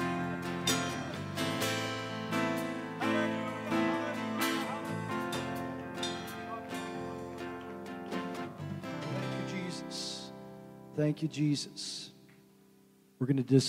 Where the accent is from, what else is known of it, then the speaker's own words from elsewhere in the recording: Seattle, Washington, United States; when I was a kid growing up in the Seattle area